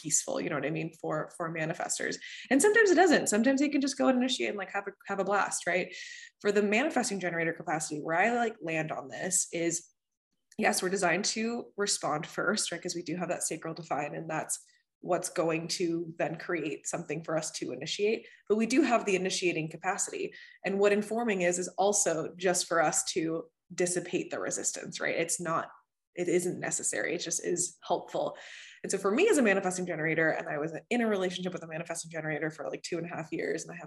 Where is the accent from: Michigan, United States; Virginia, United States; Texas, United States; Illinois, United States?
Texas, United States; moved away as an adult; also born or lived in Venezuela; now in Boston, United States; I'm originally from Venezuela and I grew up in Texas and now I live in Boston.